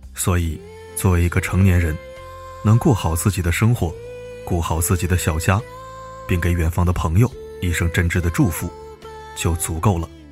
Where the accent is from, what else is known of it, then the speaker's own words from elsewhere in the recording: northern China, China; 我是北方人，在南方上大学